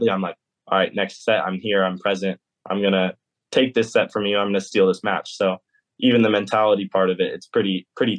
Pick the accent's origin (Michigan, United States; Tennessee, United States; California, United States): California, United States; also born or lived in Georgia; now in Athens, United States; I'm still a Californian